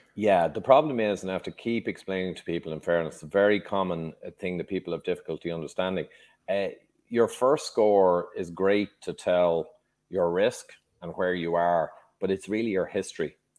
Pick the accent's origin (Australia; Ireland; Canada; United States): Ireland; Dublin, Leinster; also born or lived in London, England; I, very briefly, grew up in Dublin, uh, Ireland. I was born in London, England, but I was only there a year.